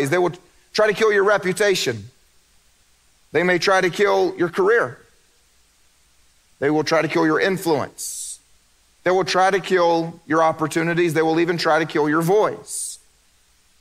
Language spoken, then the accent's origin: English; the Bible Belt, United States; I grew up in the Bible Belt